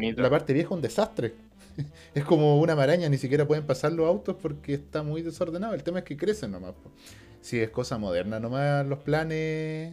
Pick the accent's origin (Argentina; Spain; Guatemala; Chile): Chile; De Chile.